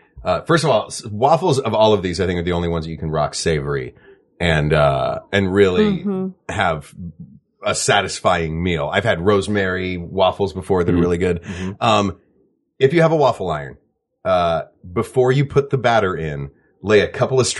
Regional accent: Georgia, United States; That's the way things are from when we're from Georgia.

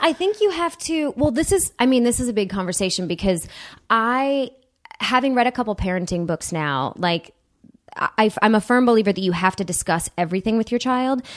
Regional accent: Huntington Woods, Michigan, United States; I grew up about two miles outside of the city. Um, in a, it's a, a, a city called Huntington Woods

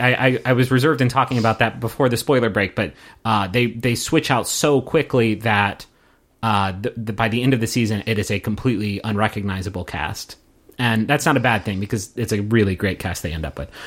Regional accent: United States; as American viewers

